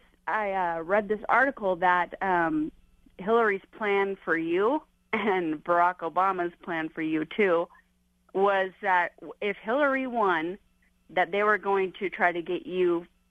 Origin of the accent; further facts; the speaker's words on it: United States; As an American